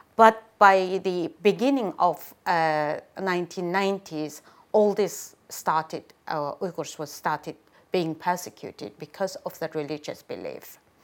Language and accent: English; Ghulja, Xinjiang, China; moved away as an adult; now in United Kingdom; I am from Gulja, uh, a northern part of East Turkestan, bordering Kazakhstan